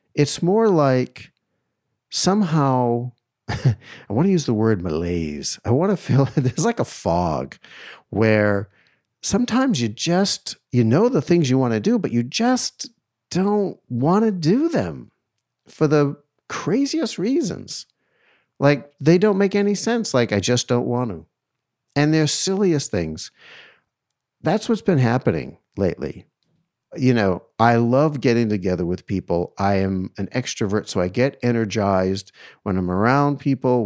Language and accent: English; East Coast, United States; growing up in the East Coast